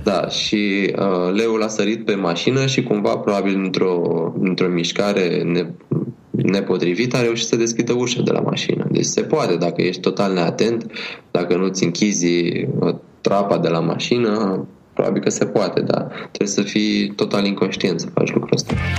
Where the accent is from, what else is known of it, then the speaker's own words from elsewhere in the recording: Romania; noi suntem din România